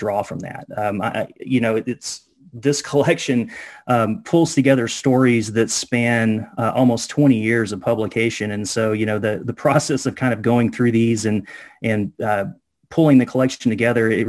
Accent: United States; born or raised there

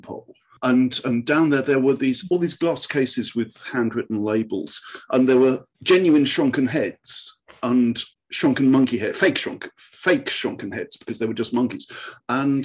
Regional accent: Oxford, South East England, United Kingdom; moved away as an adult; also born or lived in Newcastle; now in United States; I grew up in Oxford

